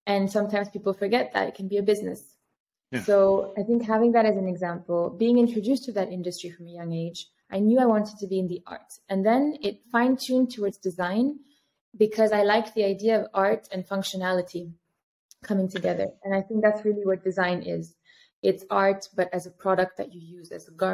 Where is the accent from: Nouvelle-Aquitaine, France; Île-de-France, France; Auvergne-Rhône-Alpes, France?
Île-de-France, France; Paris; moved away as an adult; also born or lived in New York, United States / Riyadh, Saudi Arabia; now in Amsterdam, Netherlands; I grew up in Paris.